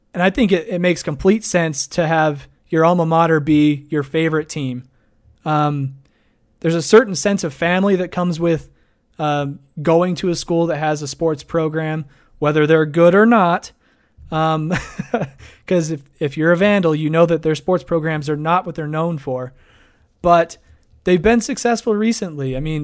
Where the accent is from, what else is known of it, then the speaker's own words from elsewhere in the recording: Idaho, United States; Hey, I'm from Idaho. He's a good friend of mine, actually. We went to college up in Moscow together.